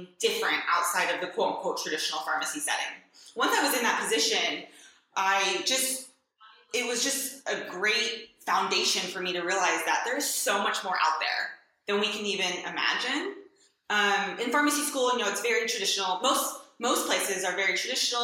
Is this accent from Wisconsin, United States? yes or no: no; Southern California, United States; moved away as an adult; also born or lived in New York / Kentucky; I grew up in Southern California